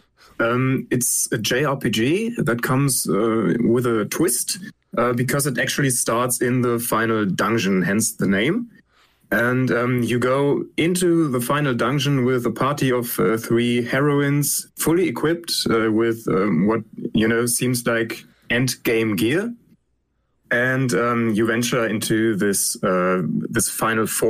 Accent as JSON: {"language": "English", "country": "Germany", "said": "I'm from Germany"}